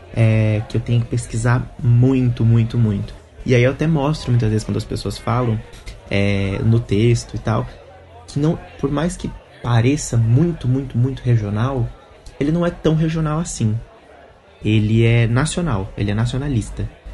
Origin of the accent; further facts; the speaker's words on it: Minas Gerais, Brazil; now in São Paulo, Brazil; eu também sou de Minas, mas nunca fui pro Nordeste